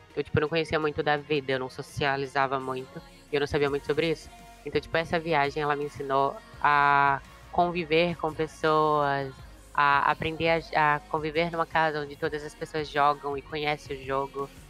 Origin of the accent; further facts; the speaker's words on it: Aracaju, Sergipe, Brazil; eu sou de Aracaju